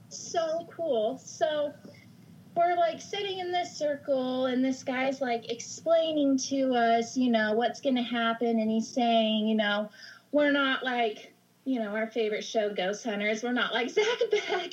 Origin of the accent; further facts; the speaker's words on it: Idaho, United States; also born or lived in Oregon coast; now in Oregon, United States; I grew up in Idaho. I moved to the Oregon coast